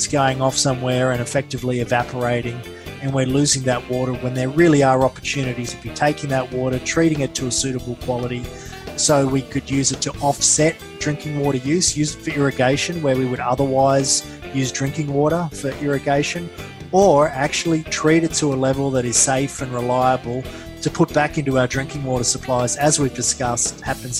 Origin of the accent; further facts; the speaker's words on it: Coffs Harbour, New South Wales, Australia; moved away as an adult; also born or lived in Randwick, Sydney; now in Sydney, Australia; I grew up in Coffs Harbour